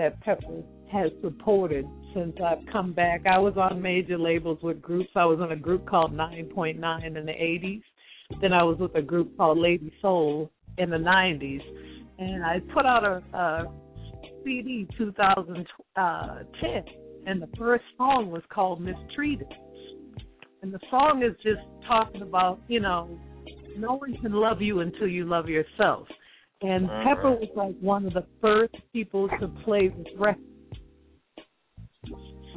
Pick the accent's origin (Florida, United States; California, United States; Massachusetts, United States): Massachusetts, United States; Boston; I'm from the East Coast. I'm from Boston